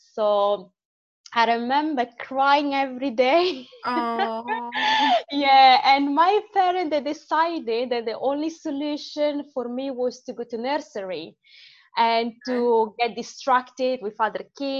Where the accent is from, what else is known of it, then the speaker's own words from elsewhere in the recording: Manerbio, Lombardy, Italy; accent: Italian; English is a second language; moved away as an adult; also born or lived in Morocco; now in United Kingdom; So I grew up in the north. Okay. The city is called, I'm in a small town called Manerbio. That is part of another city called Brescia.